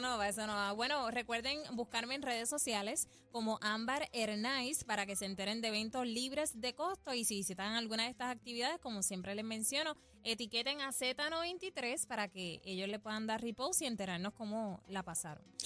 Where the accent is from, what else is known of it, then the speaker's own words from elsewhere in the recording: Gurabo, Puerto Rico; mi pueblo, el pueblo de las escaleras